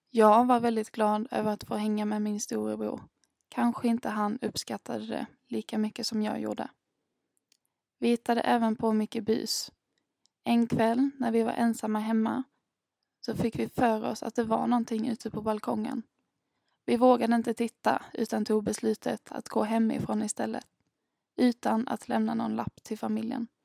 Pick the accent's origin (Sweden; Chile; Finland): Sweden; Örkelljunga, Skåne; also born or lived in Ängelholm; now in Gothenburg, Sweden; Den 27 januari 1999 föddes jag, fyra och ett halvt kilo tung i Ängelholm, men har under hela uppväxten bott i Örkelljunga.